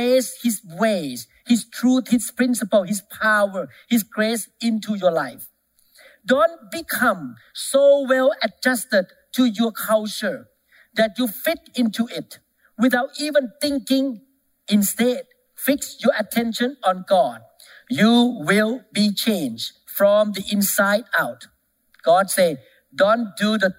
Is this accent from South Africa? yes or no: no; Thailand; moved away; I came from Thailand